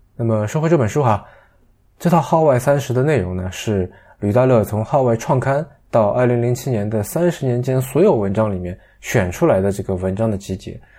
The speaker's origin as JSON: {"language": "Chinese", "country": "China", "said": "作为一个大陆人"}